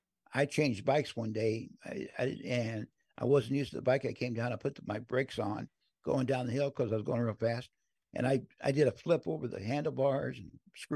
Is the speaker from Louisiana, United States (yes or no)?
no; Crownville, Illinois, United States; moved away; My old Schwinn, I used to ride in Crownville, Illinois. And I think we're going to take it up to Crownville, to my hometown.